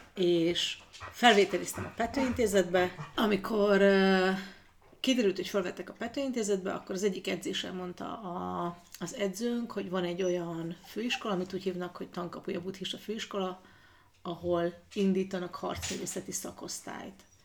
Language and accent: Hungarian; Ózd, Borsod-Abaúj-Zemplén, Hungary; moved away as an adult; also born or lived in Budapest / Sweden; Ózdon születtem